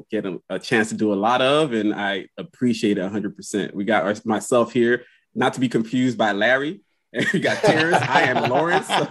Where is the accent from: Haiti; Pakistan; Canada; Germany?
Haiti; moved away; also born or lived in Miami, Florida, United States; I was born in Miami. My mom couldn't take care of me. Yeah. And she sent me to Haiti to live